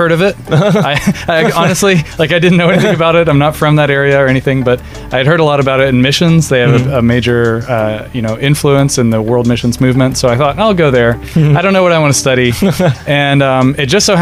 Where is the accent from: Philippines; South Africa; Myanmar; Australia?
Philippines; moved away as an adult; also born or lived in United States; I grew up in the Filipino church. Mm-hmm. I only moved to the U.S. for my college studies and then was there for about 10 years